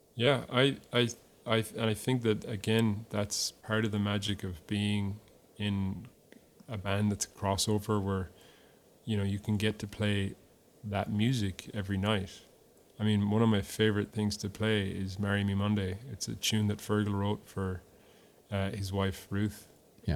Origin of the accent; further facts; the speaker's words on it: Ireland; moved away as an adult; now in Nashville, United States; I am an Irishman abroad. I am foreign. I'm exotic. I come from somewhere else